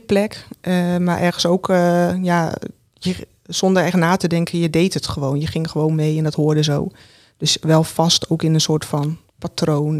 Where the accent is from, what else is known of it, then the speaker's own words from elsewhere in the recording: Roden, Drenthe, Netherlands; ik ben geboren in Rode. En ja, in een groot gezin.